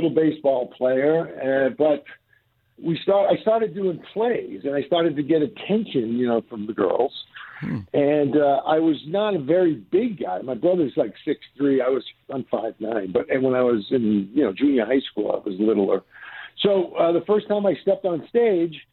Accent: Somerville, Massachusetts, United States; moved away as an adult; I grew up in Somerville, Massachusetts, which is just about a mile outside of Boston

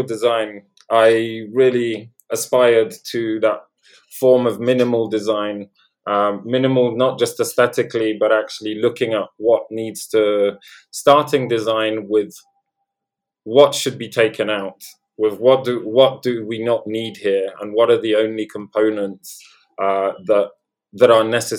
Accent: London, United Kingdom; accent: Londoner; also born or lived in Poland; I was born in Poland and grew up in Poland until the age of 7, and then moved to London. And that's why I sound like a Londoner.

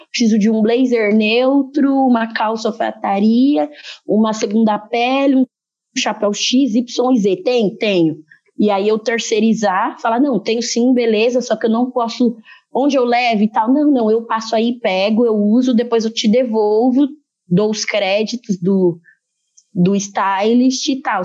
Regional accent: Brazil; Eu nasci no Brasil

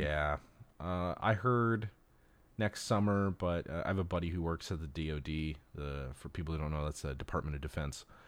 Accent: Los Angeles, California, United States; growing up in Los Angeles, you know, I was born and raised here

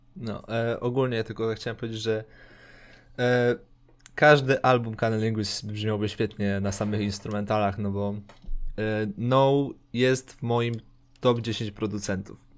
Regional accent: Poland; my jesteśmy prostymi białasami z Polski

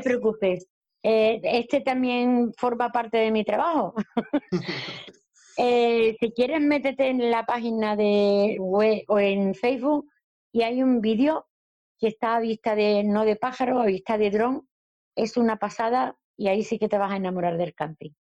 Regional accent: Andalusia, Spain; soy andaluza.

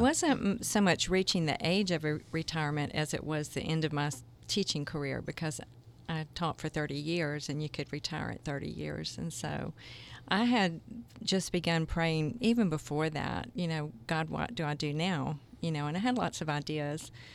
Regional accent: Jacksonville, Florida, United States; moved away as an adult; also born or lived in South Georgia; now in Kansas City, United States; I grew up in Jacksonville as well

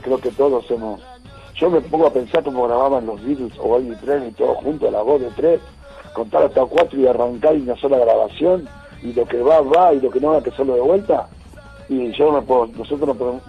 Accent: Villa Ramallo, Buenos Aires Province, Argentina; born or raised there

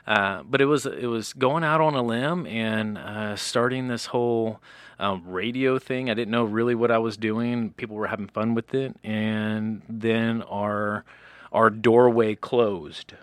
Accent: South Carolina, United States; moved away; I'm from the South

